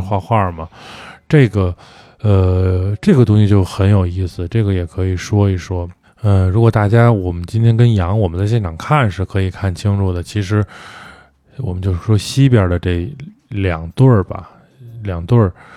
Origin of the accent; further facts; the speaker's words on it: northern China, China; now in Beijing, China; 我作为北方人